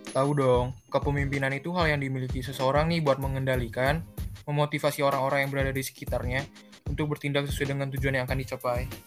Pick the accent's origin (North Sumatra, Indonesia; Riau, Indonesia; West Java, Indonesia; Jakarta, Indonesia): West Java, Indonesia; Bandung; aku dari Bandung aku dari Smak Trimulya